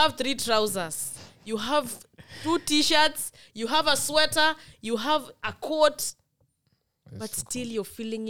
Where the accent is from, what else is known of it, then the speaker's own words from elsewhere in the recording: Kisumu, Kisumu County, Kenya; also born or lived in Kisii; Somebody like me, I have never owned a jacket. I was born and raised in Kisumu.